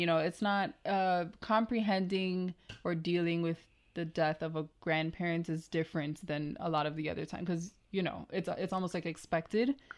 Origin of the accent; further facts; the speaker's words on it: Jamaica; growing up in Jamaica